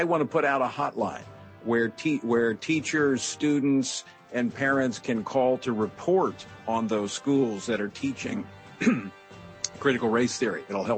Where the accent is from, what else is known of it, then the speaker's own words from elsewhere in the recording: Louisiana, United States; we've got them in my home state of Louisiana.